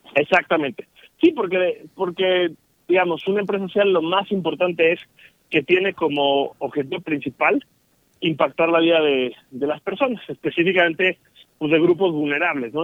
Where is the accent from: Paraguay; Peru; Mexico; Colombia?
Mexico